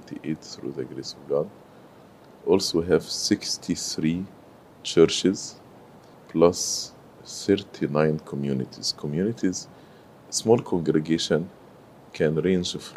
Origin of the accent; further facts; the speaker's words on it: Cairo, Cairo Governorate, Egypt; moved away as an adult; also born or lived in Sohag, Egypt; now in United States; I grew in Cairo, but I was not born in Cairo. We are originally from Upper Egypt. So I was born in Sohag, but I grew in Cairo